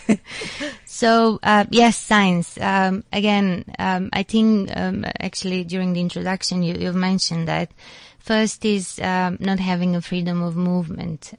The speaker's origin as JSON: {"language": "English", "country": "North Macedonia", "moved": "yes", "lives_now": "South Africa", "said": "I'm from Macedonia"}